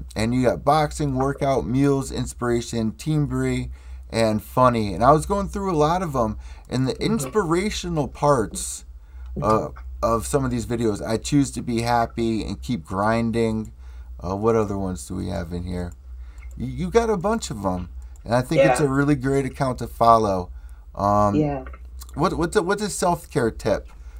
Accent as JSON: {"language": "English", "town": "New Haven", "region": "Connecticut", "country": "United States", "said": "New Haven, Connecticut. So, like, I'm like 90 minutes away from, like, New York. It's New Haven, Connecticut."}